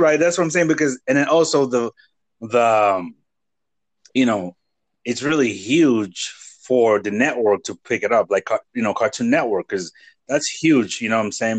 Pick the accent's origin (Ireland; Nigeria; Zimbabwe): Nigeria; first language Igbo; English is a second language; moved away; coming from Nigeria and having to speak Igbo, which is my native language, and then English